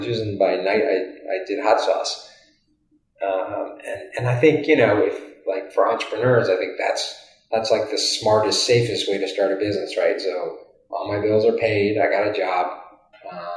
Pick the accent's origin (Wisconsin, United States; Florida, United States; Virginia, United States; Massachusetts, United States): Virginia, United States; moved away as an adult; now in California, United States; I'm from the East Coast, originally from Virginia